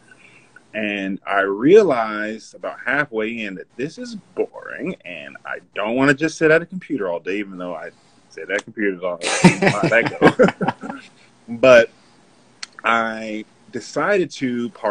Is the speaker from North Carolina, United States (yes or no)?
yes; Charlotte, North Carolina, United States; moved away as an adult; also born or lived in California; I was born in Charlotte, North Carolina, and raised here